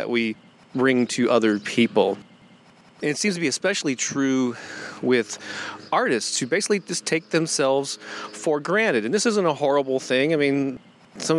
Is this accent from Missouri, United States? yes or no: yes; St. Louis, Missouri, United States; St. Louis, Missouri, my hometown